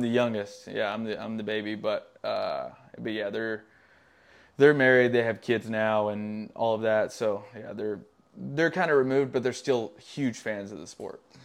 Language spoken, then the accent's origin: English; Tennessee, United States; moved away as an adult; it's a great place to grow up. I grew up in the middle of nowhere, super small town